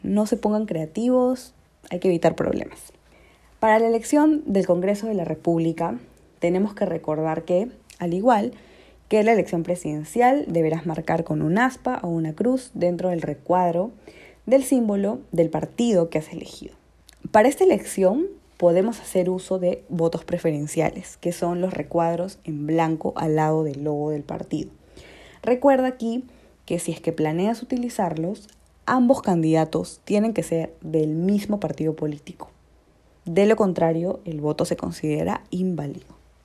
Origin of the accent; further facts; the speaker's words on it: Peru; como peruanos